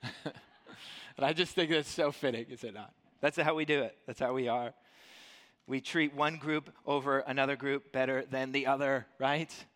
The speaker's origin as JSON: {"language": "English", "town": "Dublin", "region": "New Hampshire", "country": "United States", "tie": "born or raised there", "said": "So I grew up here in the Monadnock region and, um, grew up i-, in Dublin"}